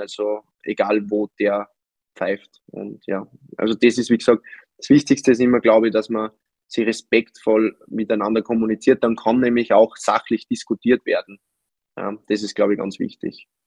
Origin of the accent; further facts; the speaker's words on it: Upper Austria, Austria; für mich als Oberösterreicher